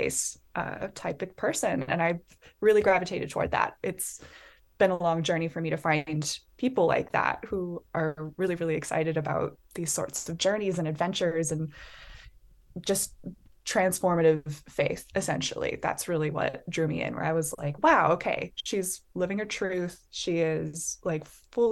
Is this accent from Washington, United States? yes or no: yes; Bellingham, Washington, United States; I am Washington, born and raised. I am from Bellingham, Washington